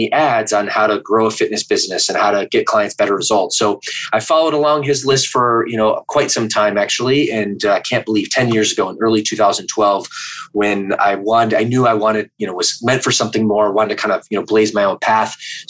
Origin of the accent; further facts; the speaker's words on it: Midwest, United States; moved away as an adult; also born or lived in Michigan; now in California, United States; I'm originally from the Midwest.